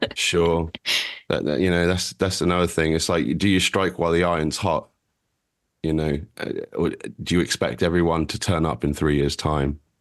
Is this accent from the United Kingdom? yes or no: yes; United Kingdom; we're, we're British